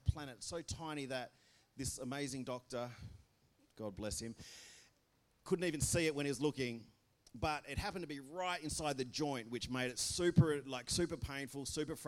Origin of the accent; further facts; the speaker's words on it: Belmont, Australia; I'm from Belmont.